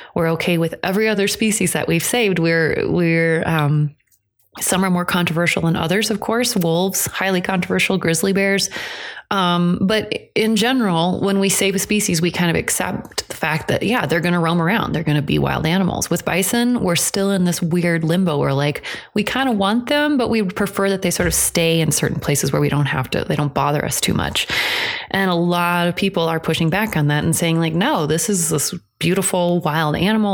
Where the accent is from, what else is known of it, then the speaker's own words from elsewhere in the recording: Iowa, United States; which is what I grew up in in Iowa